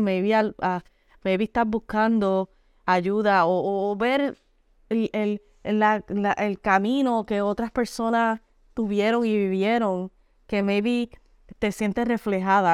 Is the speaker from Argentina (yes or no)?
no; Puerto Rico; moved away as an adult; now in New York, United States; Soy natural de Puerto Rico, aunque vivo en Nueva York hace 15 años